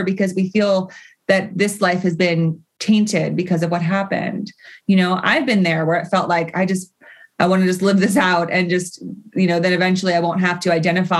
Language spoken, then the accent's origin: English; California, United States; being a Californian